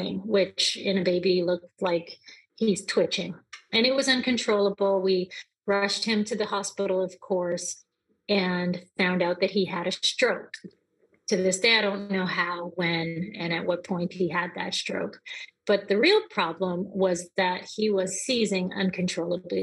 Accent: Canada; moved away as an adult; also born or lived in New Orleans, United States; now in United States; I am from Canada, and I moved here to the United States to go to university

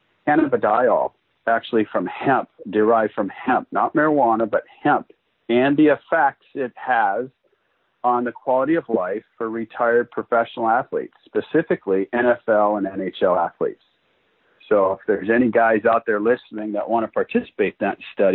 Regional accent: Northern Minnesota, United States; moved away; I grew up in Northern Minnesota.

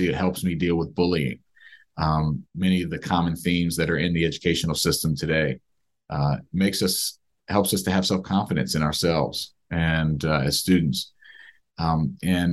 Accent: Silver Spring, Maryland, United States; I grew up in the Silver Spring area, which is where much of this book is based, Silver Spring, Maryland, right outside of DC

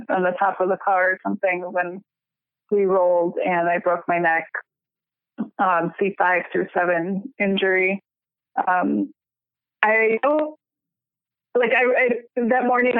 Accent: Chicago, Illinois, United States; I grew up in the suburbs of Chicago.

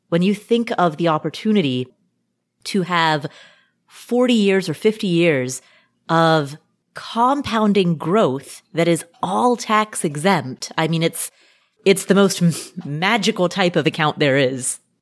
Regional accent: United States; I am an American

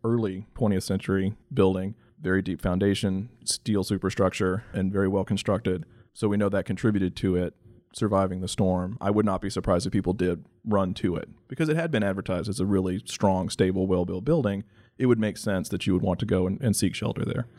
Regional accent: Texas Panhandle, United States; I'm from the Texas Panhandle

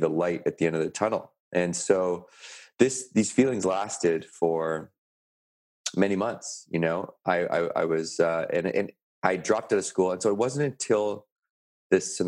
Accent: Canada; I had the scholarship to university in my hometown. I had made the national rugby team, and this was in sort of the epicenter of rugby Canada on the West Coast

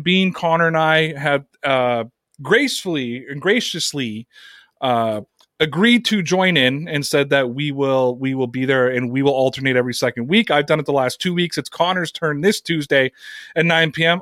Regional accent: Canada; here in my home country of Canada

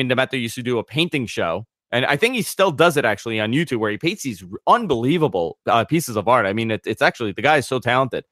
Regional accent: New York City, New York, United States; growing up in the New York market

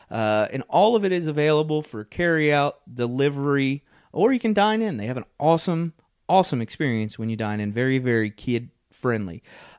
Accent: Kentucky, United States; growing up in Northern Kentucky, La Rosa's has been a staple of that area for a long time.

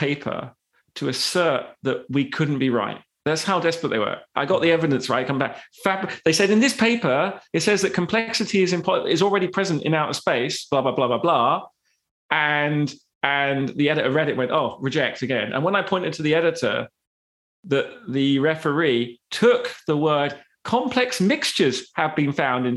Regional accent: United Kingdom; I'm British

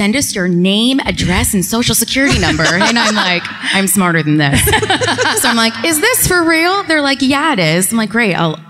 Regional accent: Norwich, Connecticut, United States; also born or lived in Colchester, Connecticut; I'm from Norwich, Connecticut. Okay. I live in Colchester. If you're from the East Coast, I live near Mohegan Sun.

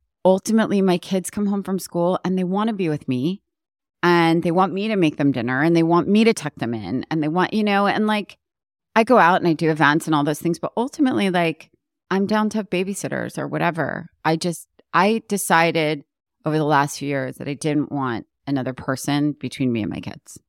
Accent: New York, United States; moved away as an adult; now in Los Angeles, United States; coming from the East Coast, like being a New Yorker and then moving here, even though it was so long ago

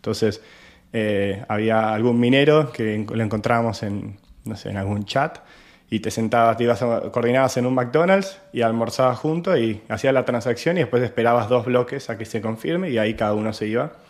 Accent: Argentina; yo soy argentino y como ya sabrán, nuestra economía hace más de, más de 10 años que está con muchas restricciones

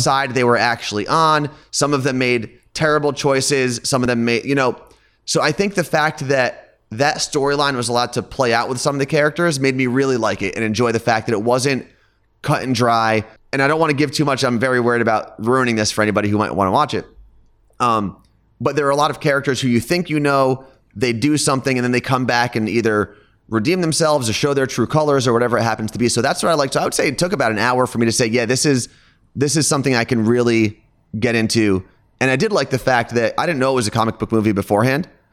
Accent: Ridgewood, New Jersey, United States; I grew up in Ridgewood, New Jersey, which is a suburb about twenty minutes outside of Manhattan

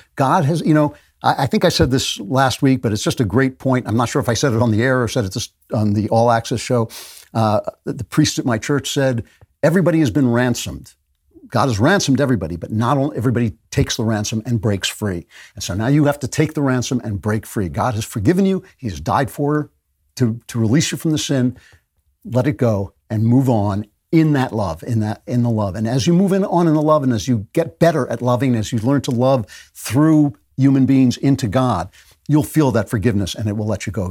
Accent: United States; moved away as an adult; also born or lived in United Kingdom; I am an American

